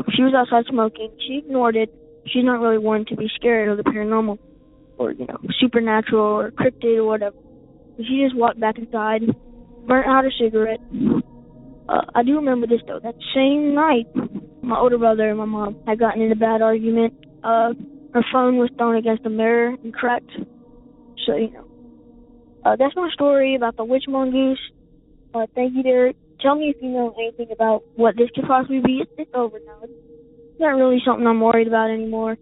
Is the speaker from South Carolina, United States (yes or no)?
yes; South Carolina, United States; I'm from South Carolina, and we live in a very small town